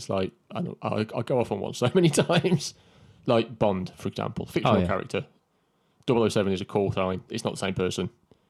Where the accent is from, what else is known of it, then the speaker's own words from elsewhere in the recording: United Kingdom; We're British.